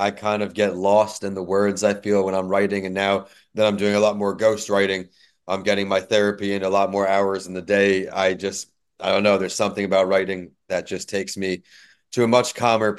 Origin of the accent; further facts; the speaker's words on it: New York, United States; now in Florida, United States; In Florida, we're still a little chilly. I'm a wimp now, though. Growing up in New York, now with the winter comes, I'm definitely a wimp.